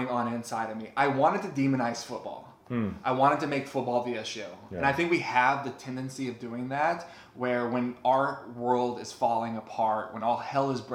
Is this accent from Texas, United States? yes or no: yes; Texas Panhandle, United States; I grew up in the Bible Belt of Texas Panhandle